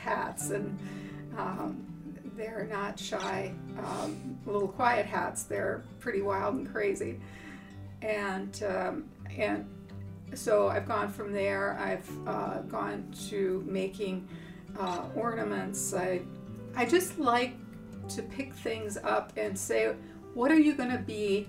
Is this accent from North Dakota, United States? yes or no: yes; North Dakota, United States; moved away as an adult; now in York, United States; I'm from North Dakota. Okay. Originally